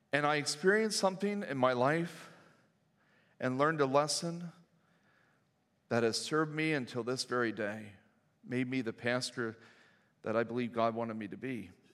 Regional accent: New Danville, Pennsylvania, United States; also born or lived in Reading, Pennsylvania; I grew up in New Danville and grew up in a very loving home

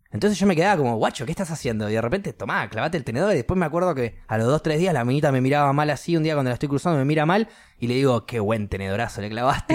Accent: Argentina; moved away; soy argentino

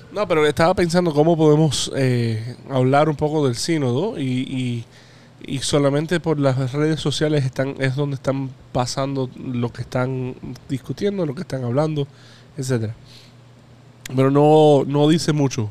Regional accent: Hialeah, Florida, United States; Yo soy americano porque nací en Hialeah, de eh, Florida

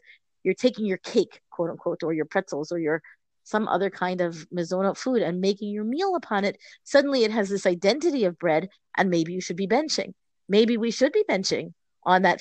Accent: United States; We're an American family, you know, for many generations

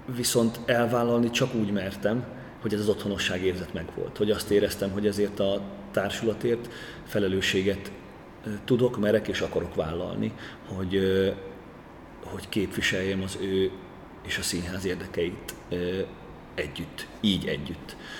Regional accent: Great Hungarian Plain, Hungary; moved away as an adult; also born or lived in Debrecen, Hungary; now in Kaposvár, Hungary; én ízig alföldi gyerek vagyok

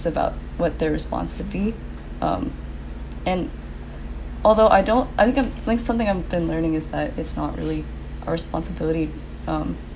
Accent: Southern California, United States; moved away as an adult; also born or lived in Washington; now in Los Angeles, United States; I grew up in Southern California, but not, like, in the city at all.

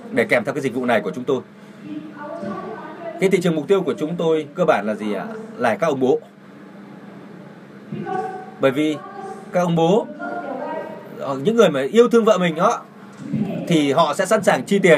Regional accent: Taiwan; Vietnamese is a second language; À, chào các bạn … tôi đến từ Đài Loan.

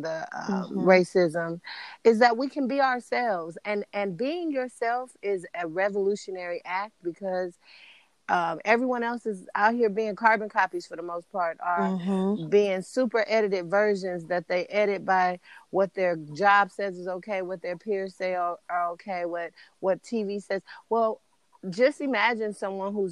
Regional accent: Los Angeles, California, United States; I am from Los Angeles, California

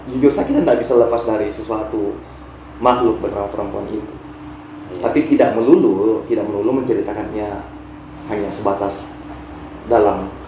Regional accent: Bombana, Southeast Sulawesi, Indonesia; Ya jadi kampung halaman saya kan mesti melalui lautan untuk sampai ke sana atau kalau paling tidak ketika misalkan saya dari Bombana untuk menuju Makassar saya mesti melalui Teluk Bone.

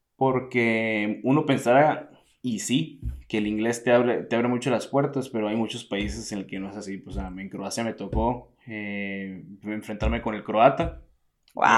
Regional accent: Hermosillo, Sonora, Mexico; moved away as an adult; also born or lived in Italy; soy originario de Hermosillo, Sonora, del desierto de, México.

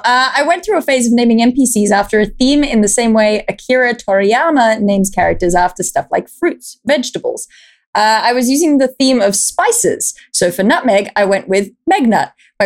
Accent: Australia; I'm too Australian to not know.

